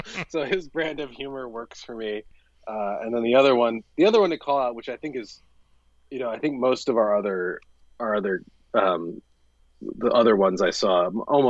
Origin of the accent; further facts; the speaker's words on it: United States; as an American